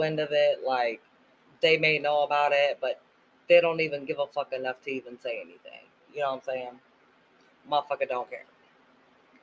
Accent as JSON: {"language": "English", "region": "Missouri", "country": "United States", "accent": "Jersey", "said": "I'm from Missouri, but when I'm mad, I talk like I'm from Jersey."}